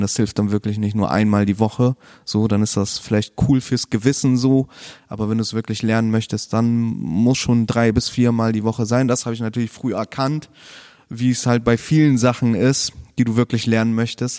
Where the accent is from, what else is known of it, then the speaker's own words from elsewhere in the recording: Bremen, Germany; also born or lived in Chile; ich bin tatsächlich nur dort geboren, aber sonst eigentlich immer hier in Bremen gewesen, aufgewachsen, viel im Bremen-Ostteil